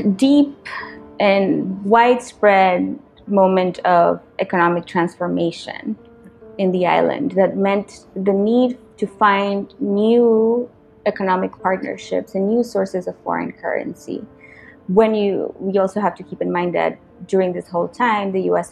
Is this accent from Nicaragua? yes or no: yes; Nicaragua; moved away; my experience growing up in Nicaragua